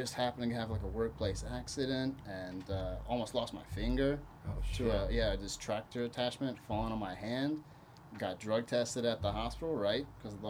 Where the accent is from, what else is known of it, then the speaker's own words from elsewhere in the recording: Brazil; born there; So I was born in Brazil, but ultimately settled here, went to high school here, graduated from college here